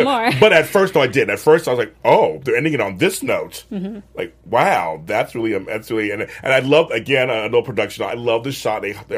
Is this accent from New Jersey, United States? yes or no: no; Los Angeles, California, United States; I'm from LA.